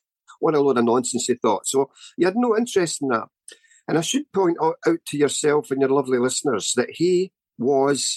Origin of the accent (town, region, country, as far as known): Scotland, United Kingdom; born or raised there